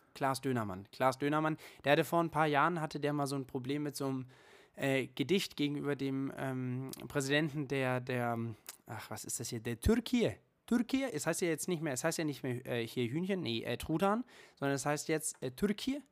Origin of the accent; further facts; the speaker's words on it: Germany; bei uns in Deutschland